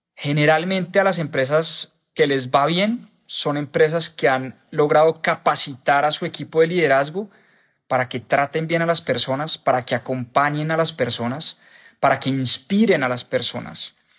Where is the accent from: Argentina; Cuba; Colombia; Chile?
Colombia; en mi país, en Colombia